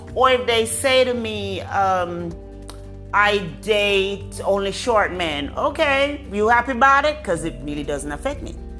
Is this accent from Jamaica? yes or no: yes; Jamaica; I'm a Jamaican woman.